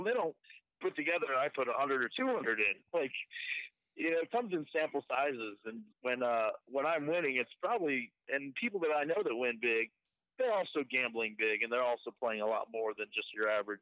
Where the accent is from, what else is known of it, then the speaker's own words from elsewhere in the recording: North Carolina, United States; moved away as an adult; now in Las Vegas, United States; I grew up in North Carolina